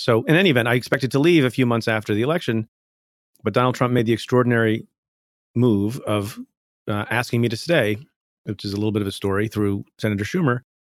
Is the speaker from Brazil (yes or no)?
no; India; now in United States; I was born in India, came to the United States.